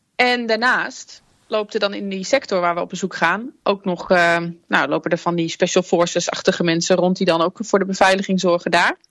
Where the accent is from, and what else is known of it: Netherlands